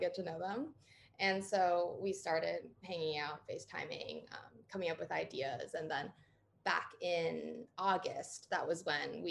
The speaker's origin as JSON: {"language": "English", "region": "New York", "country": "United States", "tie": "born or raised there", "also_born_or_lived": "Berkeley, California", "moved": "as an adult", "said": "I grew up in New York State"}